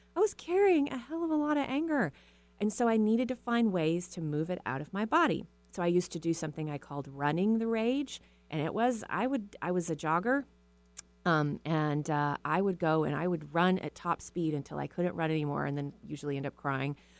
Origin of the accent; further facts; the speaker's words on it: Texas, United States; now in Seattle, United States; I was raised in a small town in Texas